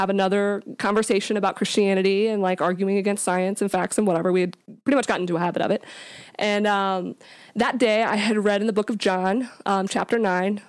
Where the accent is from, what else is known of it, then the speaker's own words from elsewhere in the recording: Jacksonville, Florida, United States; also born or lived in Louisiana; I grew up here in Jacksonville. Uh, we lived here, we moved here when I was about five years old, so this is pretty much, uh, where I grew up as a kid.